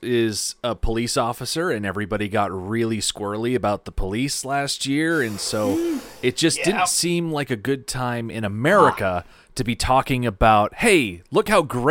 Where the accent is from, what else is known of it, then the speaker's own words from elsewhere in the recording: United States; I lack the signature accent of someone from Australia, and I am admittedly very American